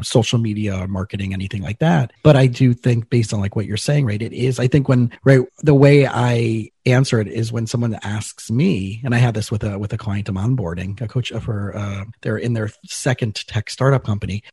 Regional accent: South Florida, United States; I grew up in South Florida and I grew up in a pretty affluent community, but I was a scholarship kid

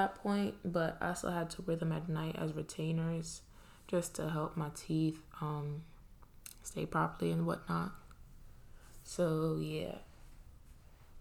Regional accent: New York City, New York, United States; moved away as an adult; also born or lived in Trinidad / Pennsylvania; I grew up in Brooklyn. Like, I was born in Trinidad, but I spent most of my life in Brooklyn. I went to elementary school there, middle school, high school

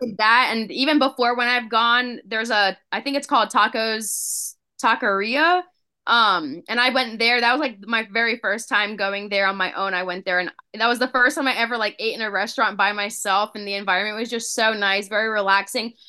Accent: West Coast of Florida, United States; I grew up on the West Coast, where the water's very ru-, warm, there's no waves

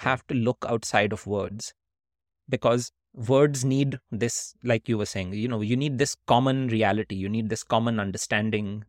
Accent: Kolkata, West Bengal, India; when we were growing up in India

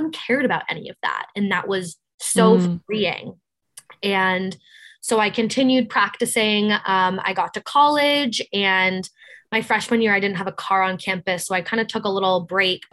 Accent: Cape Cod, Massachusetts, United States; now in New York, United States; I'm from Cape Cod, Massachusetts

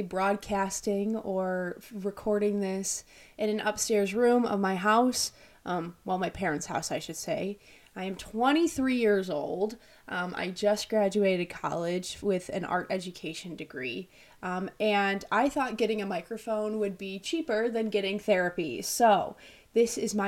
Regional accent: Illinois, United States; also born or lived in Russia; I'm from Illinois. Originally, I was born in Russia. My parents adopted me when I was 1.5. I've lived here my whole life

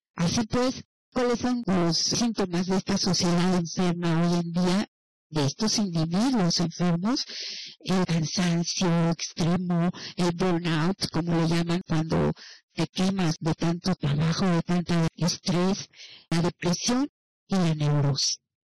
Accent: Mexico; nuestro México.

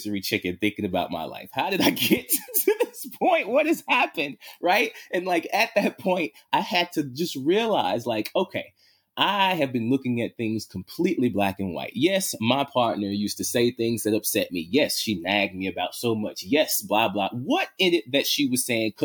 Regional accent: Louisiana, United States; now in Seattle, United States; I grew up in Louisiana

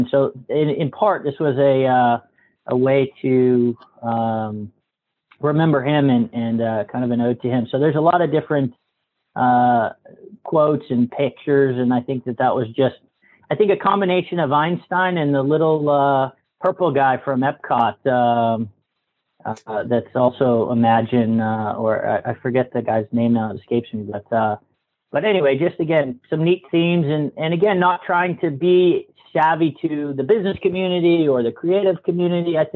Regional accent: Massachusetts, United States; moved away

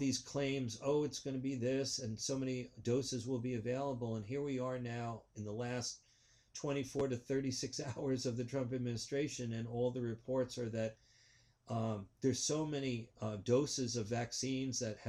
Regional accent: New York City, New York, United States; growing up in New York City

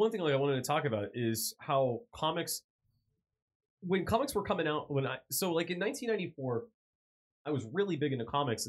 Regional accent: Erie, Pennsylvania, United States; My hometown.

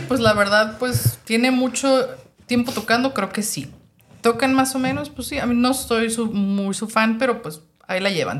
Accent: Mexico; also born or lived in Tijuana; yo que soy mexicana, a veces los mexicanos tenemos una mentalidad

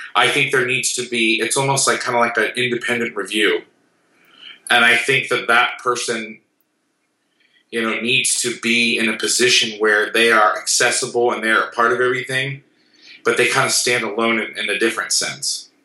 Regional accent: Orlando, Florida, United States; Growing up in Orlando

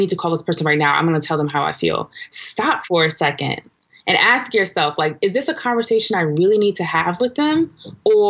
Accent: New York City, New York, United States; I'm from Brooklyn, New York

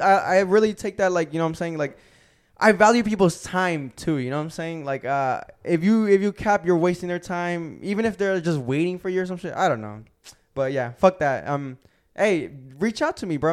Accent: Gwinnett, Georgia, United States; I'm from Gwinnett.

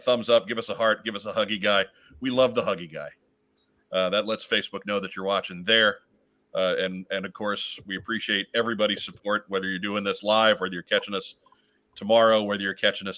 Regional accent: New York, United States; I did grow up in New York

